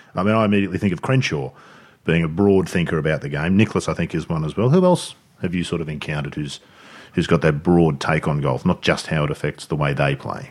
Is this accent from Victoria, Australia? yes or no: no; Sydney, New South Wales, Australia; moved away; growing up in Sydney